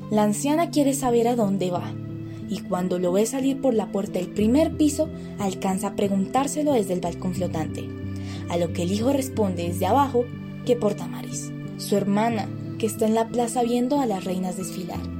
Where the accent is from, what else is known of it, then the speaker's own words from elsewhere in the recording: Colombia; Como colombianos casi siempre ignoramos todo lo que nos sentimos propio y no necesariamente somos conscientes de ello.